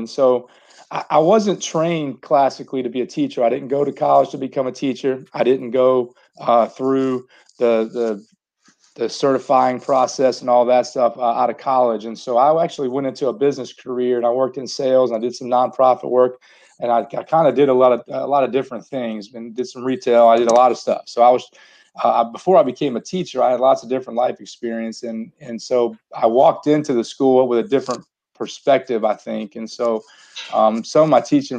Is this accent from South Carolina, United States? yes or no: yes; Summerville, South Carolina, United States; I grew up in Somerville